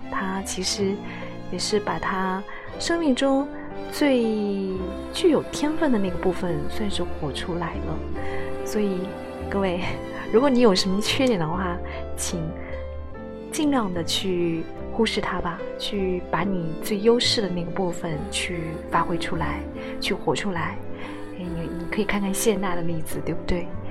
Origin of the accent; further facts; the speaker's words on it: China; 在我们大陆这边